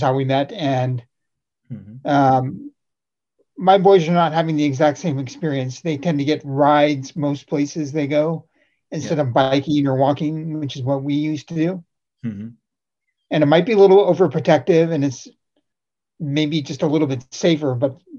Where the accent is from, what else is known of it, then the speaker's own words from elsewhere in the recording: Santa Rosa, California, United States; also born or lived in Walnut Creek, California; I was born here in the Bay Area and raised in Santa Rosa, which is in Sonoma County